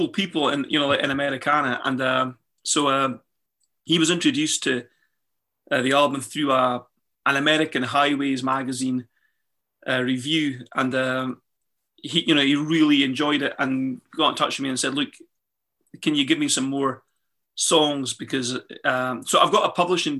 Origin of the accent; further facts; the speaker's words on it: Moray Firth, Scotland, United Kingdom; now in England; I grew up in the Murray Firth, right opposite me